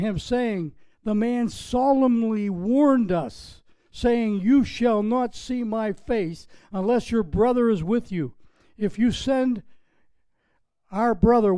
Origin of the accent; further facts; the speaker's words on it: Pennsylvania, United States; now in Florida, United States; Pennsylvania, my home state, came from